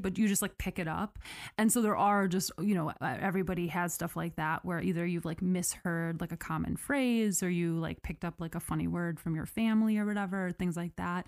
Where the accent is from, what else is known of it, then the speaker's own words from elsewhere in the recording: United States; I am that American